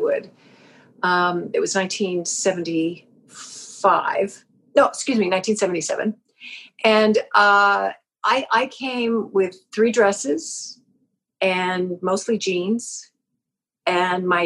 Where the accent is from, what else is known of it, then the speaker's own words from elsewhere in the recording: Vancouver Island, British Columbia, Canada; growing up on Vancouver Island in the 50s and the 60s and the early 70s